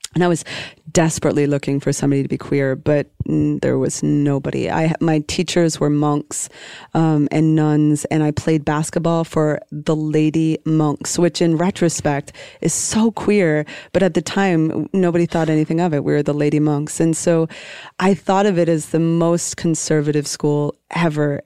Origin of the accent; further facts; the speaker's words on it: Calais, Maine, United States; a little working class town in northern Maine. It's called Callis. Like, uh, it's spelled Calais